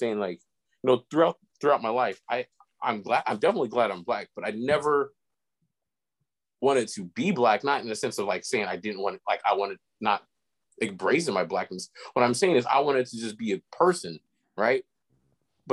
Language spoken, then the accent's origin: English; Elk Grove, California, United States; growing up in Elk Grove, or going to the Elk Grove School District